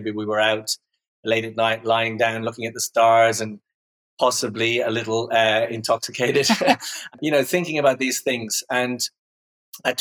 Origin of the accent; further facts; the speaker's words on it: Dublin, Leinster, Ireland; I grew up in Ireland, in Dublin.